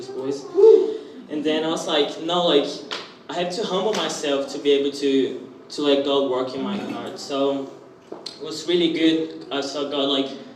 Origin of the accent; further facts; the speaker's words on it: Brazil; moved away as an adult; now in Australia; I'm from Brazil and I'm this year here in Australia.